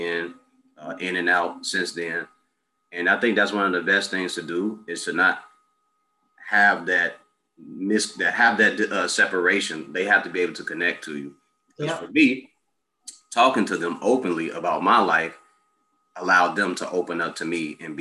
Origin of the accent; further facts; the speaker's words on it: Chicago, Illinois, United States; also born or lived in Mississippi; I grew up on the South Side of 62nd and Woodlawn, or that community. 87th and Jeffrey, I grew up over there.